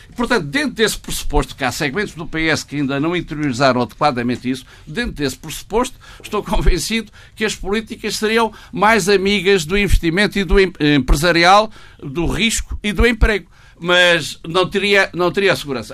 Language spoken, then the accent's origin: Portuguese; Portugal; eu como economista e como português